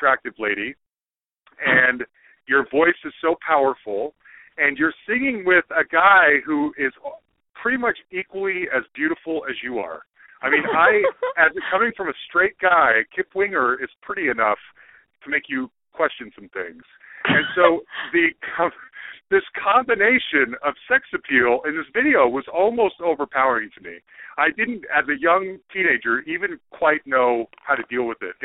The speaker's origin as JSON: {"language": "English", "town": "Salt Lake City", "region": "Utah", "country": "United States", "tie": "born or raised there", "said": "I grew up in Salt Lake City, Utah, Mormon."}